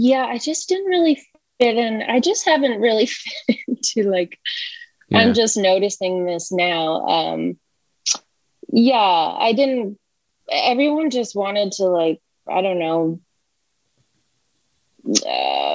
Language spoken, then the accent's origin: English; Almonte, Ontario, Canada; also born or lived in Scarborough, Ontario; I'm from Elmont.